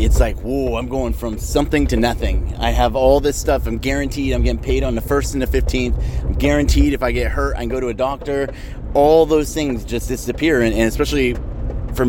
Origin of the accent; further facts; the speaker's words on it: United States; I was born in America